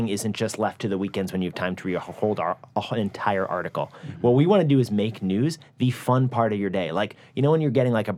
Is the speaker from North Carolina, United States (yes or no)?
no; New York City, New York, United States; moved away as an adult; now in Bay Area, California, United States; I'm from New York City